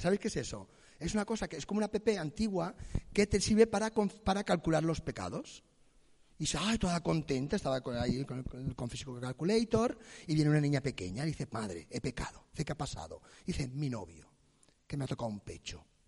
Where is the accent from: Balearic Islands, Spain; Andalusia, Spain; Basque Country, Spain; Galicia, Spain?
Balearic Islands, Spain; Palma; Yo vengo de Empalma, la ciudad más erótica de Mallorca, Empalma